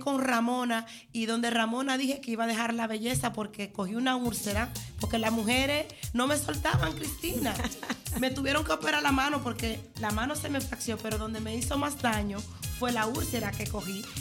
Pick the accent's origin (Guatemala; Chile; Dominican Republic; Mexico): Dominican Republic; now in Netherlands; yo me crié en Villa en la fase nueva de Villa pero sí soy campesina